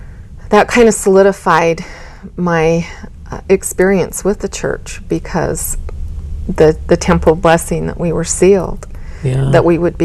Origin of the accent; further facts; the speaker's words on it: Richfield, Utah, United States; I was born and raised in Richfield, Utah.